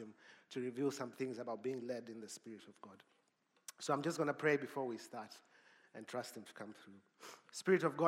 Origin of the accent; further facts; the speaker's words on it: Zimbabwe; moved away; also born or lived in Cape Town; I'm from Zimbabwe